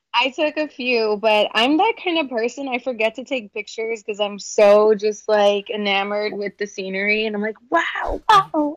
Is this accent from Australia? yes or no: no; San Antonio, Texas, United States; moved away as an adult; now in Los Angeles, United States; I am a dance artist from San Antonio, Texas, from the South Side